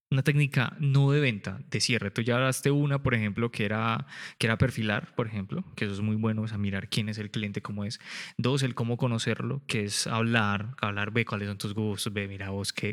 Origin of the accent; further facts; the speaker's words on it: Colombia; yo soy el promedio colombiano, 1,70.